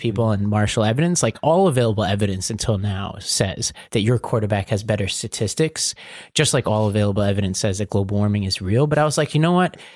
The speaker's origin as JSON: {"language": "English", "town": "New York City", "region": "New York", "country": "United States", "said": "I'm from Staten Island"}